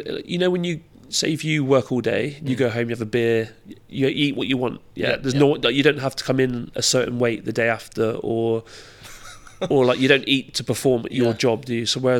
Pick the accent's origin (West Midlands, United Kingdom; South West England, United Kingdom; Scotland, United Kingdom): South West England, United Kingdom; Camborne; I loved it. Like until you move away, you don't realise how, I don't want to say shit because it's not shit because it's my childhood, but how rough it was.